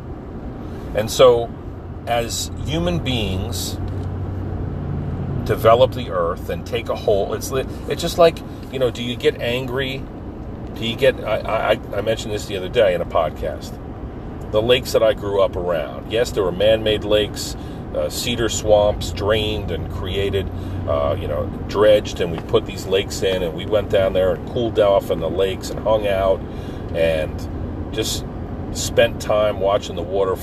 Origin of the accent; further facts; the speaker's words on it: Pine Barrens of New Jersey, United States; My hometown in the Pine Barrens of New Jersey was dirt roads and pine trees